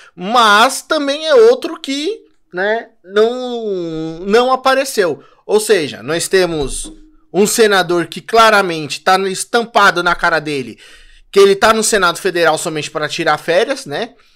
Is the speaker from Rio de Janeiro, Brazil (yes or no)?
no; São Paulo, Brazil; eu sou de São Paulo